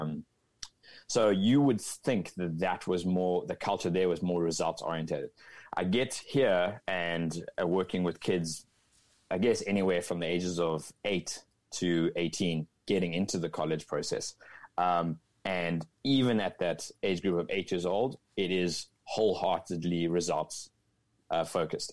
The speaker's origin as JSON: {"language": "English", "town": "Cape Town", "region": "Western Cape", "country": "South Africa", "moved": "as an adult", "lives_now": "Northern California, United States", "said": "I'm originally from Cape Town, South Africa, a beautiful part of the world"}